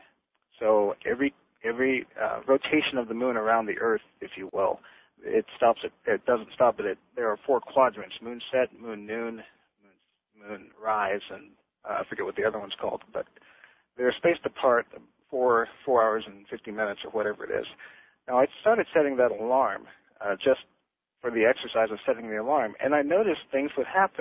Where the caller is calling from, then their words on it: Las Vegas, Nevada, United States; I'm calling you from Las Vegas, Nevada